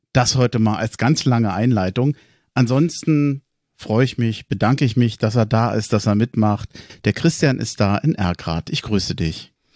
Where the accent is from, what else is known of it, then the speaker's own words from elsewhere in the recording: Berlin, Germany; moved away as an adult; now in Hesse, Germany; gebürtiger Tempelhofer, 25 Jahre lang in Berlin gewohnt, jetzt in Hessen